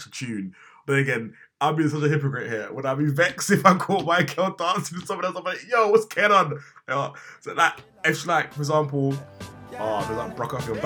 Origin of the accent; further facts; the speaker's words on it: Jamaica; as a Jamaican